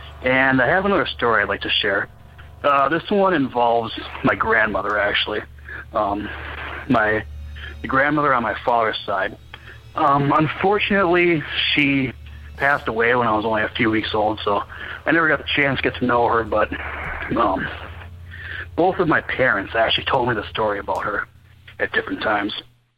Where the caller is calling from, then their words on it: Minnesota, United States; I'm from Minnesota.